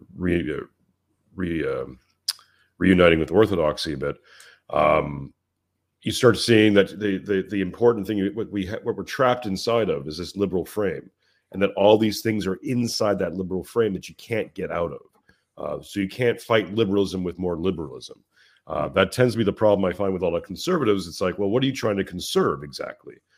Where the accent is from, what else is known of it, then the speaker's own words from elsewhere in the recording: Montreal, Quebec, Canada; moved away as an adult; now in Western Australia, Australia; I'm I'm from Canada, from Montreal, Canada, and my wife is Australian. We moved out to Australia